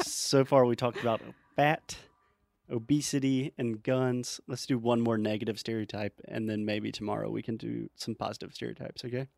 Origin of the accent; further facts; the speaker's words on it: the South, United States; I'm from the South